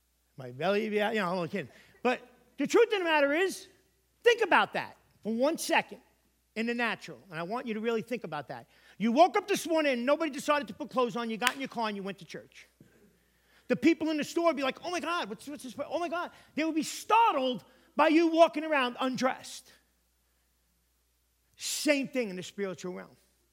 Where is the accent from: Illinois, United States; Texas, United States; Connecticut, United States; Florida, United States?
Connecticut, United States; I'm a pastor from Connecticut that has come out here to do what?